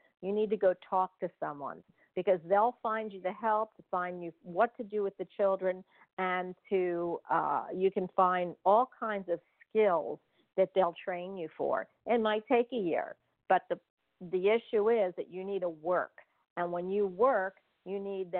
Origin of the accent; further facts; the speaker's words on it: New York, United States; There's things you can do, and especially in New York. I came from New York.